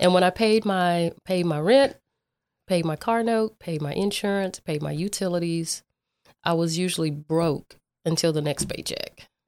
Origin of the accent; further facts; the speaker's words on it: Dallas, Texas, United States; I grew up in South Oak Cliff